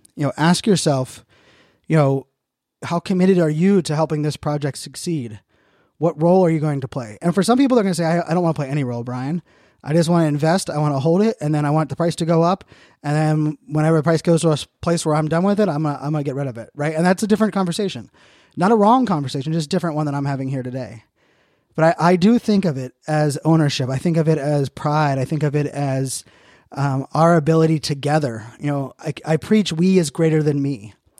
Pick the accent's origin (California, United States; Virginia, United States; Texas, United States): Virginia, United States; Virginia Beach; also born or lived in Pittsburgh, Pennsylvania; I moved from Pittsburgh to Virginia Beach in, in third grade